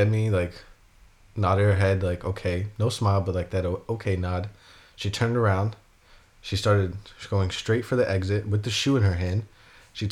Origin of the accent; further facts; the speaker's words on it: New York, United States; moved away as an adult; now in Denmark; I'm also from New York